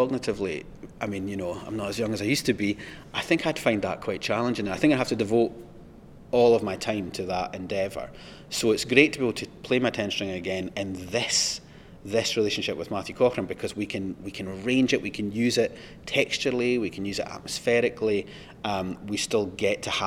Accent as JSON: {"language": "English", "region": "Scotland", "country": "United Kingdom", "said": "I'm obviously from Scotland, so I lived on the east coast of Scotland"}